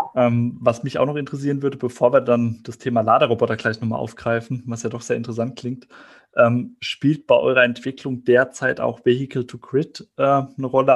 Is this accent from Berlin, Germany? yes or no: no; Heidelberg area, Baden-Württemberg, Germany; ich komme aus dem Heidelberger Raum